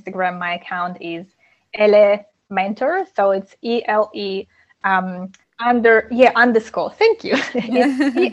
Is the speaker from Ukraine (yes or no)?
yes; Ukraine; moved away; I'm originally from Ukraine